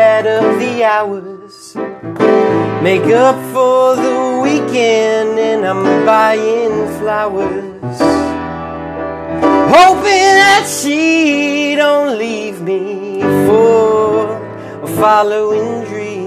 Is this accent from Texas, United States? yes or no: no; Red Lion, Pennsylvania, United States; moved away; also born or lived in Philadelphia; I'm from Red Lion